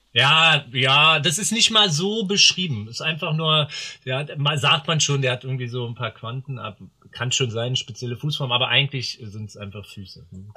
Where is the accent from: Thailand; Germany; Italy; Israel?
Germany; Berlin; ich komme aus Berlin. Äh, ursprünglich auch in Berlin geboren